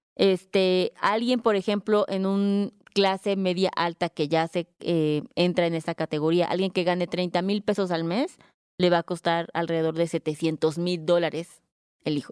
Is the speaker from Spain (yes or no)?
no; Mexico; como mexicanos, pues los hijos los mantenemos